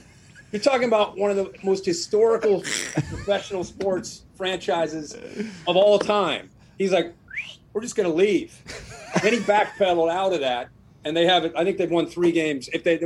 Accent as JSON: {"language": "English", "area": "near Cincinnati", "region": "Ohio", "country": "United States", "tie": "born or raised there", "said": "I grew up near the Big Red Machine."}